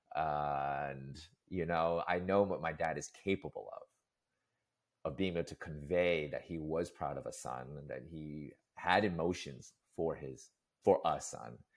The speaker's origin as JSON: {"language": "English", "town": "New York City", "region": "New York", "country": "United States", "tie": "born or raised there", "said": "growing up in New York City"}